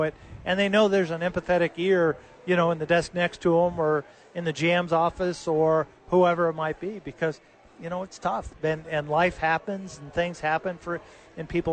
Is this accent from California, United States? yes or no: yes; Los Angeles, California, United States; now in Albuquerque, United States; when I was a kid growing up in Los Angeles